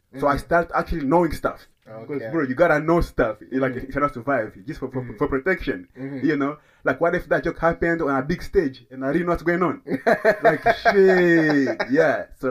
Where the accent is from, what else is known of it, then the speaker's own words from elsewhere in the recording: DR Congo; Like, I'm from Congo. Like, come on.